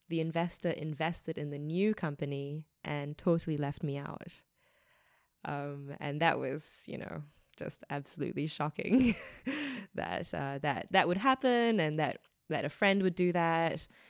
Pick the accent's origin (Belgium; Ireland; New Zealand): New Zealand; moved away as an adult; also born or lived in Australia; as a New Zealander